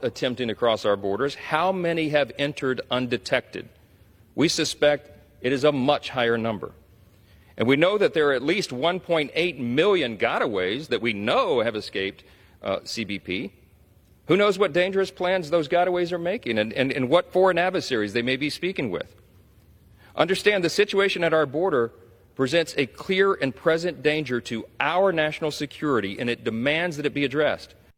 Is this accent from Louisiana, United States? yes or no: yes; Louisiana, United States; my home state of Louisiana